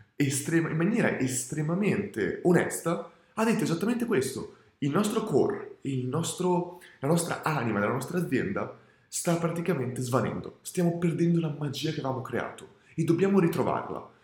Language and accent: Italian; Italy; also born or lived in Australia